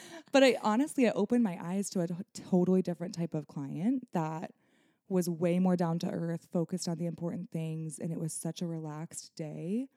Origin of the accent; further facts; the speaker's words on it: Nebraska, United States; moved away as an adult; now in Michigan, United States; born and raised in Nebraska, you know, I built my business there